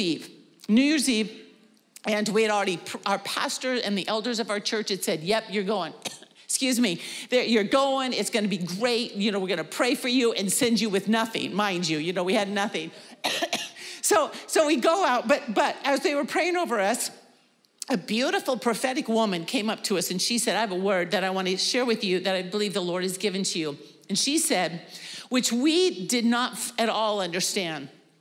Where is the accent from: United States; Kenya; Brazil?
United States; Wenatchee, Washington; Casey always teases I'm from Wenatchee, but basically my family moved all of my life and I graduated in Wenatchee.